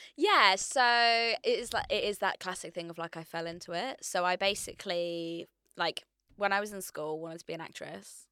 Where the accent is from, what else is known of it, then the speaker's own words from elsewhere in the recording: Hertfordshire, East of England, United Kingdom; moved away as an adult; now in London, United Kingdom; I decide I wanna move to London, so I'm from Hertfordshire.